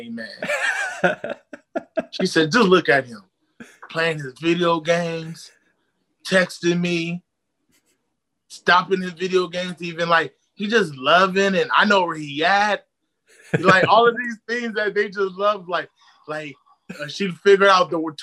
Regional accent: Inland Empire, California, United States; I'm from the IE. Then flew back home

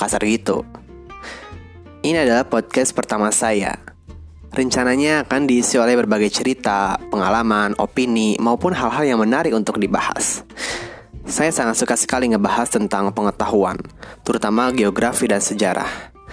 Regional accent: Cirebon, West Java, Indonesia; Saya lahir di Cirebon, tapi sama sekali nggak bisa bahasa Cirebon

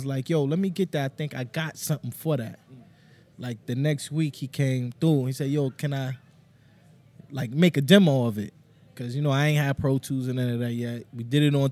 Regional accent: New York City, New York, United States; I grew up in Harlem

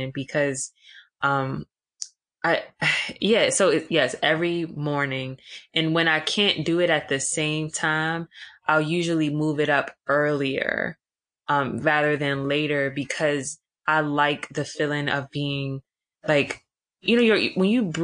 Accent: Washington, District of Columbia, United States; also born or lived in Atlanta; I was born and raised in Washington, D.C.

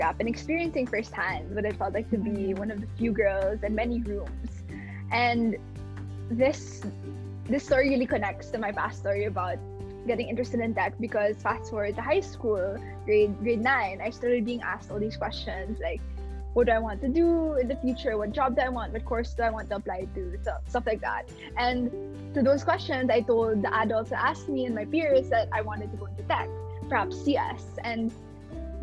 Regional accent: Manila, Metro Manila, Philippines; moved away as an adult; now in Stanford, United States; born and raised in Manila, Philippines, I went to a local school

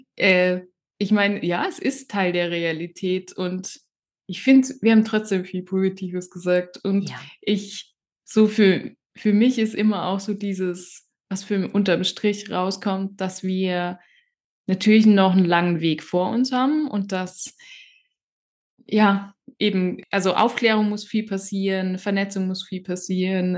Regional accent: near Karlsruhe, Baden-Württemberg, Germany; ich bin ja in Baden-Württemberg aufgewachsen, also in in der Nähe von Karlsruhe

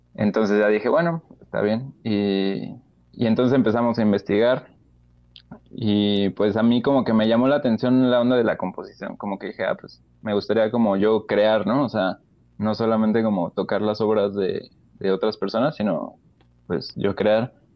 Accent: Querétaro, Mexico; moved away; also born or lived in Celaya / Mexico City; me regresé a Querétaro

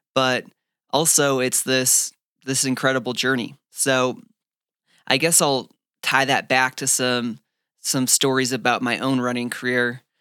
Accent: Fargo, North Dakota, United States; also born or lived in Phoenix, Arizona; now in Flagstaff, United States; growing up in Fargo, North Dakota

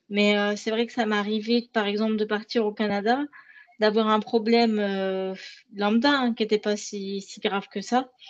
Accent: France; En tant que Français, on pourrait la visiter plus, mais on ne le fait pas.

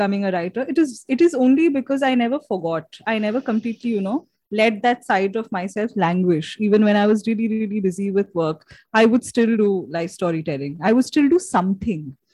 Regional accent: Shillong, Meghalaya, India; I was born in Shillong in Meghalaya

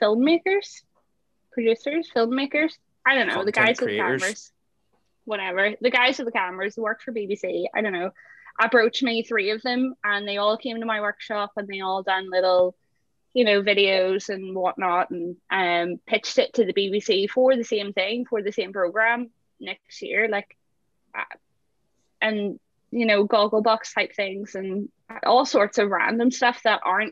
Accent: Belfast, Northern Ireland, United Kingdom; accent: Belfast

